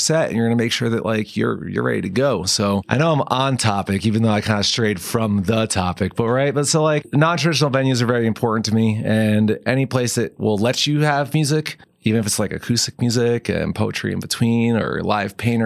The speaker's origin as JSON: {"language": "English", "region": "New Jersey", "country": "United States", "tie": "born or raised there", "moved": "yes", "lives_now": "Colorado, United States", "said": "growing up in North Jersey"}